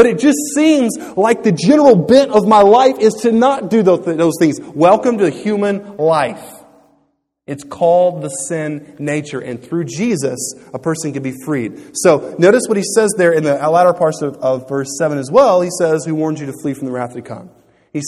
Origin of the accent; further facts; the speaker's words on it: Louisiana, United States; growing up in Louisiana, I had been taught about this.